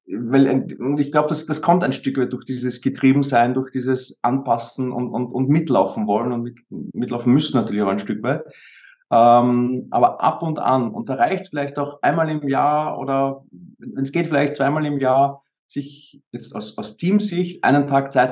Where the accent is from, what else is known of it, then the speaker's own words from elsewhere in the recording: Vienna, Austria; Also ich bin auch in Wien aufgewachsen, die ersten paar Jahre. Wir sind aber auch dann sehr schnell aufs Land rausgezogen.